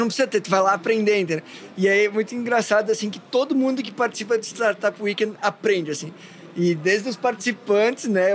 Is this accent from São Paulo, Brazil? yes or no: no; Taquari Valley, Rio Grande do Sul, Brazil; also born or lived in Porto Alegre; Eu venho da, da região do Vale Taquari e fui para Lajado